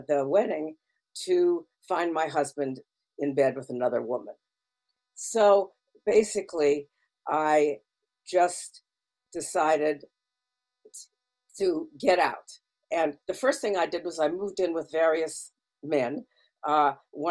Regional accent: Toronto, Ontario, Canada; moved away as an adult; I was born and raised in Toronto in the Bloor Spadina area

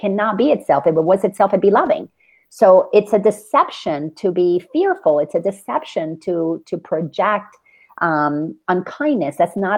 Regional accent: Dominican Republic; now in United States; I grew up in the Dominican Republic

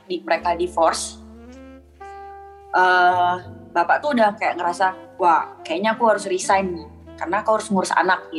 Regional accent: Bengkayang, West Kalimantan, Indonesia; Duit bapak tuh udah dipakai buat bangun tanah di rumah di kampung halaman aku yang di Bengkayang tuh

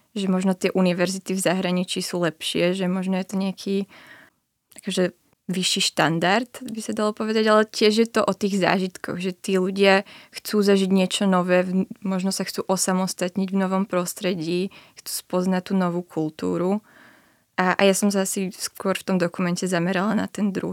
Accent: Bratislava, Bratislava Region, Slovakia; moved away as an adult; now in Brno, Czech Republic; som nechcela zostať doma v Bratislave.

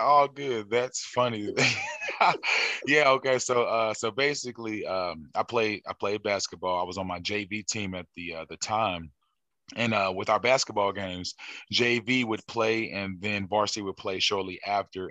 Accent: St. Louis, Missouri, United States; also born or lived in Memphis, Tennessee; St. Louis, Missouri, originally

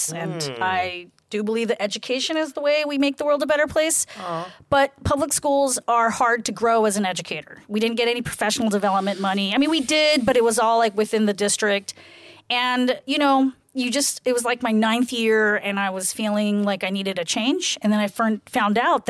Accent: California, United States; moved away as an adult; also born or lived in Bangkok; now in Thailand; I grew up in California.

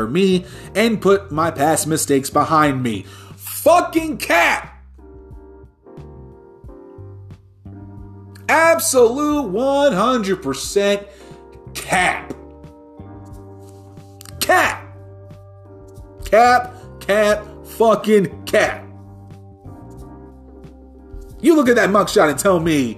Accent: New Jersey, United States; my home state of fucking New Jersey

